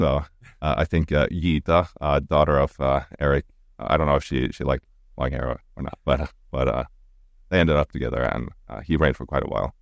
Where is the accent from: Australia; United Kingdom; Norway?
Norway; Stavanger, Rogaland; English is a second language; moved away as an adult; now in St. Louis, United States; my hometown, uh, in Stavanger